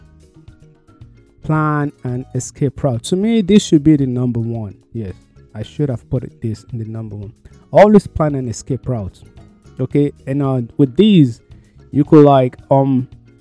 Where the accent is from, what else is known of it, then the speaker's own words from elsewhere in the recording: Nigeria; moved away; back home, because I came from Nigeria.